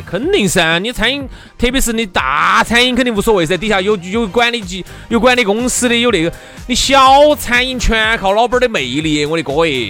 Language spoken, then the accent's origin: Chinese; Chengdu, Sichuan, China; 我们成都这边呢，四川人哈，这种生活习性呐，说话方式啊